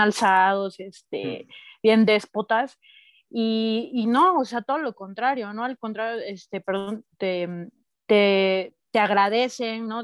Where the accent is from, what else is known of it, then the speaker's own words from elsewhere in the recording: Oaxaca, Mexico; also born or lived in Mexico City; yo nací en Ciudad de México, pero crecí en Oaxaca